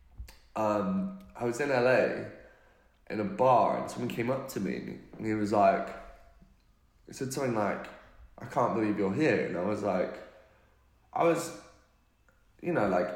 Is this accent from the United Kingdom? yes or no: yes; United Kingdom; accent: British; I'm British